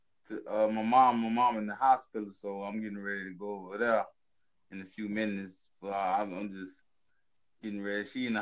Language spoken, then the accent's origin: English; Baton Rouge, Louisiana, United States; I'm from North America in Louisiana. It's called a city called Baton Rouge.